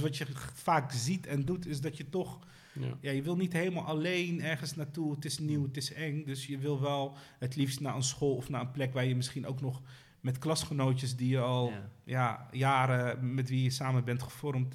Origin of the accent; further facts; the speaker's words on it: Rotterdam, South Holland, Netherlands; je wordt eh, gevormd dan in de wijk waar ik ben opgegroeid.